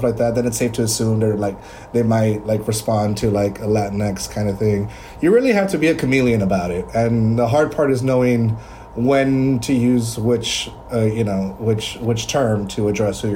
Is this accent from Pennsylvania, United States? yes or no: no; Texas, United States; I'm from Cambio, Texas